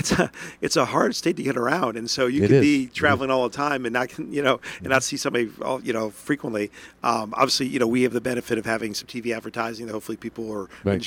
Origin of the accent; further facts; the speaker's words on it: Johnstown, New York, United States; I consider myself an upstater because that's, where I'm born, raised, all of my upbringing, all my formation was in Johnstown.